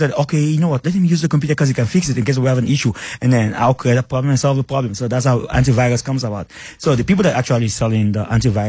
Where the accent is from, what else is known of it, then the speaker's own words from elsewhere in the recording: Sierra Leone; moved away as an adult; now in South Africa; I'm from Sierra Leone